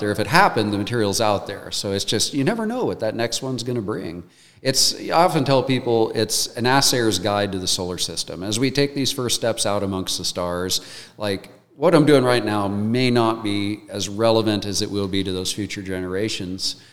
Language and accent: English; United States; like many you know, young boys growing up in America, I wanted to be an astronaut.